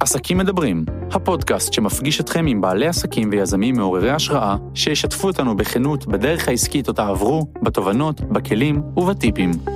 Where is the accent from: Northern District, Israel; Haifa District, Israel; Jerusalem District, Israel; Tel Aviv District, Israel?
Northern District, Israel; HaZorea; גדלתי בקיבוץ הזורע, אה, רוב הילדות שלי הייתי שם